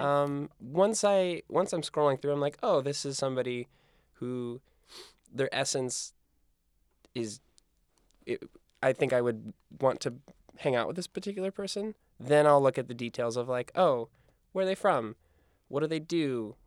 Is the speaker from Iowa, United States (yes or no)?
yes; Iowa, United States; moved away as an adult; also born or lived in San Diego; now in New York, United States; I grew up in Iowa